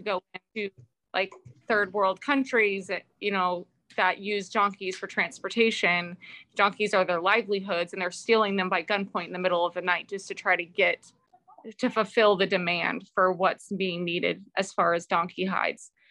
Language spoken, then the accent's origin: English; Bakersfield, California, United States; I'm from Bakersfield, California, and I run a nonprofit horse rescue organization